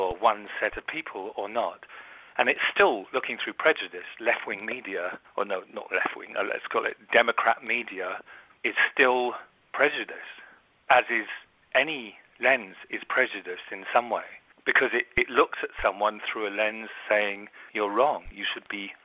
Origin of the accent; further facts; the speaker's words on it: London, United Kingdom; also born or lived in America; now in United States; And I'm from London, but I live in America